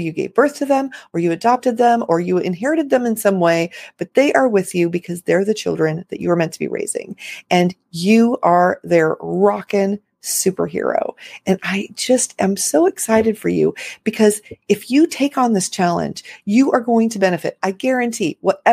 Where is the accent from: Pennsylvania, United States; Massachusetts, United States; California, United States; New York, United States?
California, United States; Los Angeles; moved away as an adult; now in Florida, United States; I was raised in Los Angeles